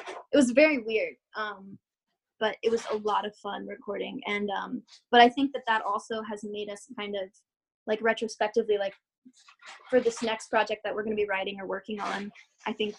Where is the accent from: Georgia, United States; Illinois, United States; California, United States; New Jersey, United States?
Georgia, United States; moved away as an adult; now in Florida, United States; I felt so disconnected from Georgia and from where I had grown up